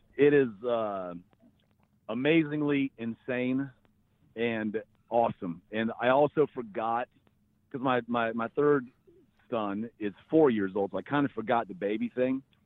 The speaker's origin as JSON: {"language": "English", "region": "North Carolina", "country": "United States", "tie": "born or raised there", "said": "I grew up in North Carolina"}